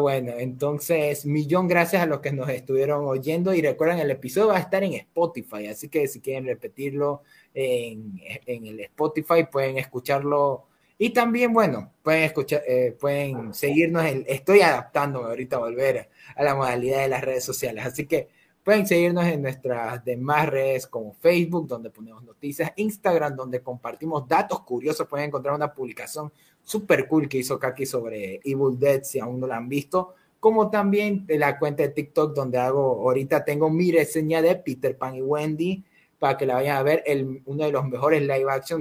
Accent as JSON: {"language": "Spanish", "country": "Ecuador", "said": "somos de Ecuador, Matt y yo"}